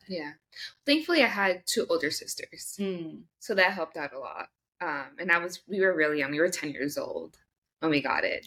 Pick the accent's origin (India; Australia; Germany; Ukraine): India; I'm Indian.